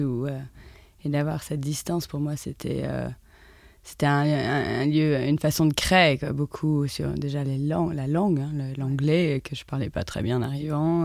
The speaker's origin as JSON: {"language": "French", "country": "France", "also_born_or_lived": "London, United Kingdom", "moved": "as an adult", "said": "je, dois autant à l'Angleterre qu'à la France, d'où je suis"}